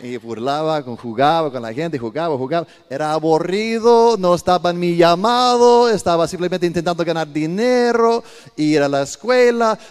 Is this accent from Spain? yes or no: no; Sparta, Peloponnese, Greece; also born or lived in Italy; now in Costa Rica; Yo soy griego, italiano, pero 100% cristiano